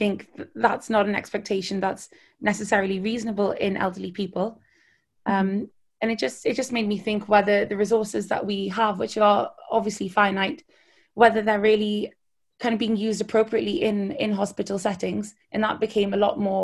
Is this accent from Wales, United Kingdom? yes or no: no; Newcastle upon Tyne, North East England, United Kingdom; moved away as an adult; also born or lived in Edinburgh / Hastings; now in London, United Kingdom; I grew up in Newcastle